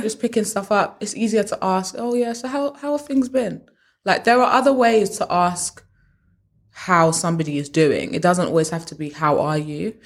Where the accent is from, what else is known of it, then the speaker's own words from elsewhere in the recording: United Kingdom; we're British